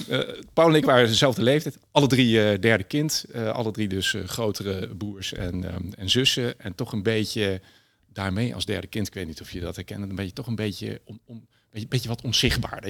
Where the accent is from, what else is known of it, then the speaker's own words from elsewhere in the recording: Berg en Dal, Gelderland, Netherlands; ik ben opgegroeid in een eh, prachtig bosrijke omgeving in het dorpje Bergendal bij, eh, bij Nijmegen.